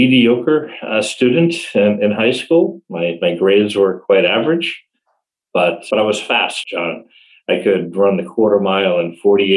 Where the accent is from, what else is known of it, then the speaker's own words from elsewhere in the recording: Ashburnham, Massachusetts, United States; now in Washington, D.C., United States; So I was born and raised in Massachusetts, a New England boy. I went to elementary school and high school in a very small town